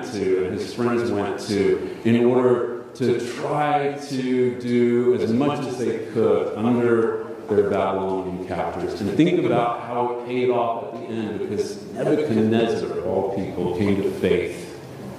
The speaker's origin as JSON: {"language": "English", "country": "United States", "said": "as American Protestants"}